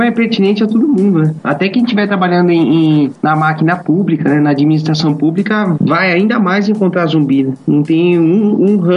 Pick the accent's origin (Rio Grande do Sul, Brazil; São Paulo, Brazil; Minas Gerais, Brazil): São Paulo, Brazil; nasci em São Paulo, tenho 36 anos